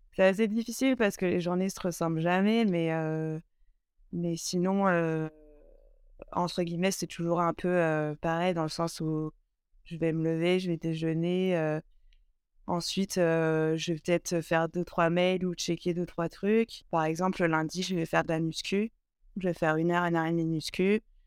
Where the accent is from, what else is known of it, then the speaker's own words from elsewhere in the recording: Burgundy, Bourgogne-Franche-Comté, France; moved away as an adult; now in Aix-les-Bains, France; je suis originaire de Bourgogne